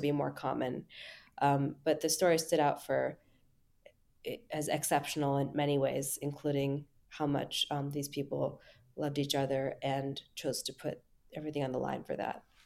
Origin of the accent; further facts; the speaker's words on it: United States; as an American